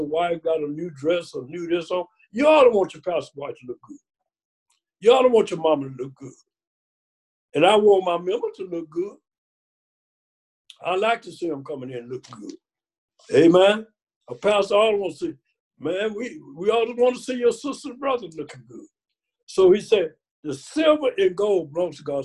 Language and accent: English; Mississippi, United States; I was born in Mississippi, picking cotton